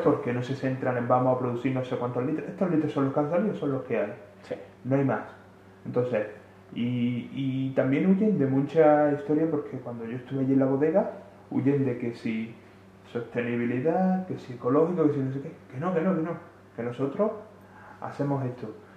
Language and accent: Spanish; Andalusia, Spain; Yo siendo siendo andaluz